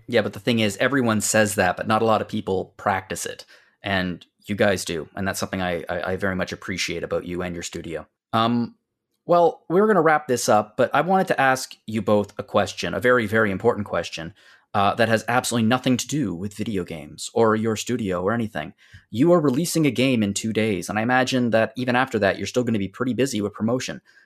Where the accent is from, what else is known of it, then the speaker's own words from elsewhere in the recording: Canadian Maritimes, Canada; as a Canadian maritimer